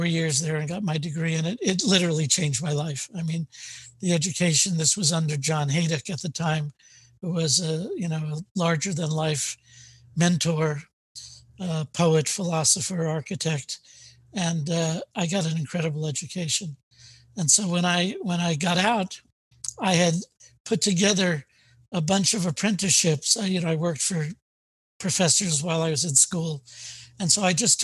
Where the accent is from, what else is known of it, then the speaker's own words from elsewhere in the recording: New York City, New York, United States; I grew up in Queens